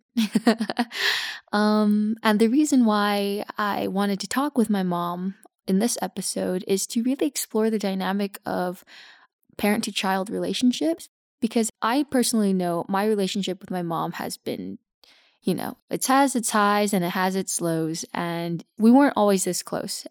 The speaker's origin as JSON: {"language": "English", "town": "Los Angeles", "region": "California", "country": "United States", "tie": "born or raised there", "moved": "as an adult", "lives_now": "Belgium", "said": "I grew up in Los Angeles"}